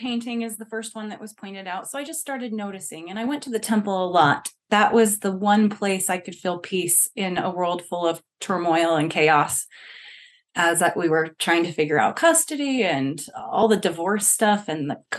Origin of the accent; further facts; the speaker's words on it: Utah, United States; we're from Utah